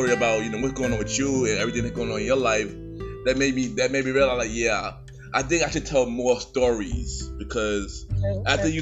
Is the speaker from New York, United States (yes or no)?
yes; New York City, New York, United States; I'm from Brooklyn, New York.